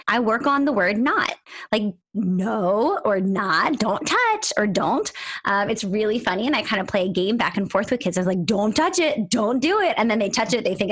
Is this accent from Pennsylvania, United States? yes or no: yes; Philadelphia, Pennsylvania, United States; moved away; Philadelphia, my hometown